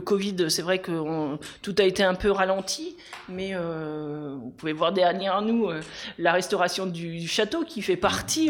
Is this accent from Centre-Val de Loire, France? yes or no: yes; Aubigny-sur-Nère, Centre-Val de Loire, France; moved away as an adult; also born or lived in Bourges / Orléans / Paris; je suis euh, une enfant du centre-ville d'Aubigny puisque mes parents étaient commerçants. Et je suis née ici et je suis revenue ici après quelques passages dans d'autres villes.